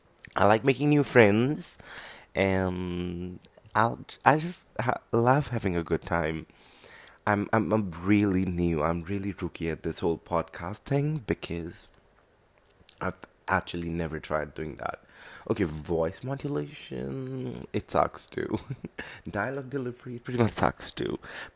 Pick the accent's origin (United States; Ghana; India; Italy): India; I'm 25 years old, and I'm from India.